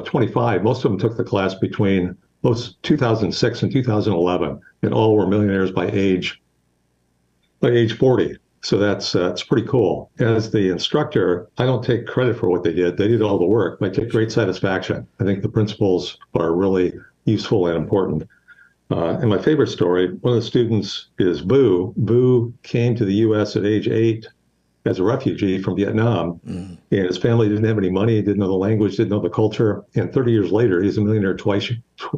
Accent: Western Iowa, United States; now in Houston, United States; I grew up in Western Iowa on a small farm

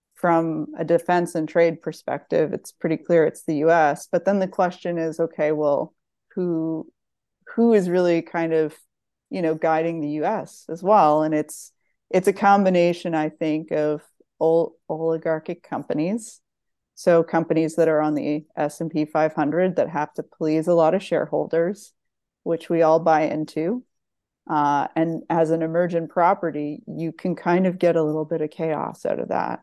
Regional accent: Nova Scotia, Canada; moved away as an adult; also born or lived in Ontario; now in California, United States; growing up in Nova Scotia

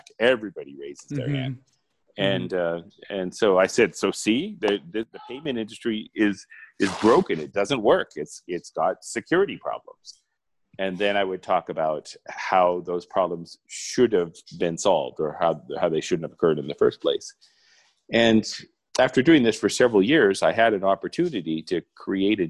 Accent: Arizona, United States; moved away as an adult; now in Mexico; I was born in Arizona

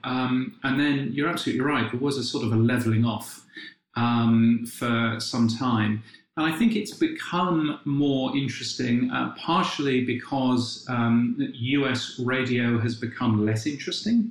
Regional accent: United Kingdom; being a Brit

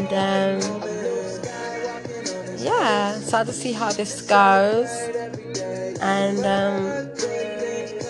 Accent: London, United Kingdom; I am from London town. I'm from England, so I'm from the capital

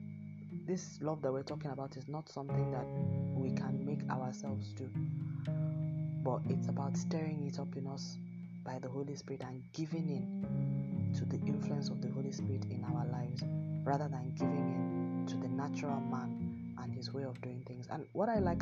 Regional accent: Nigeria; accent: Nigerian English; my home country, Nigeria

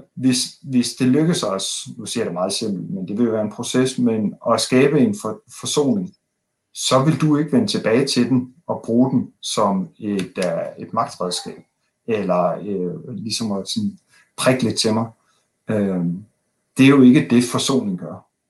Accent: Denmark; som danskere

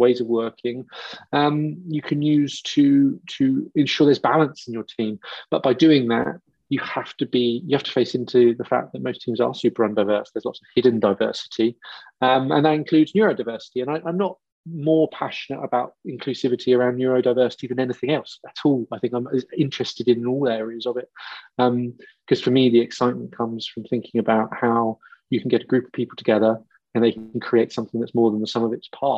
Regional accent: Wiltshire and Dorset, South West England, United Kingdom; I grew up in Wiltshire and Dorset

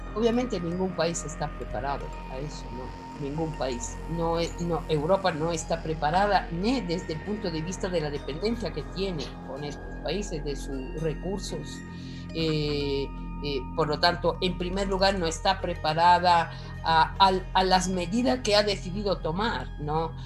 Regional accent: Italy; soy italiana y conozco de cerca esta realidad.

